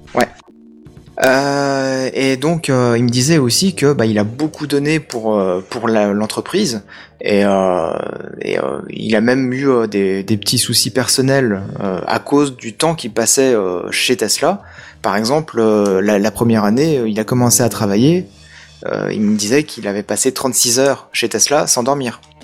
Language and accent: French; France; moi je suis français